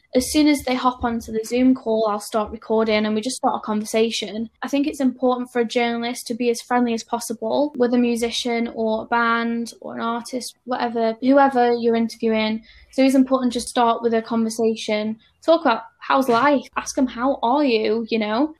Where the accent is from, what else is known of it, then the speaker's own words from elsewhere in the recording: Stoke-on-Trent, West Midlands, United Kingdom; moved away; I'm from Stoke on Trent originally